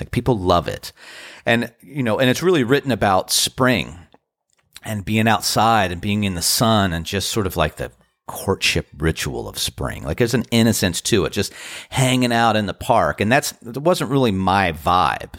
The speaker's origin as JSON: {"language": "English", "town": "Washington", "region": "District of Columbia", "country": "United States", "moved": "yes", "lives_now": "Outer Banks, North Carolina, United States", "said": "I am from the D C area"}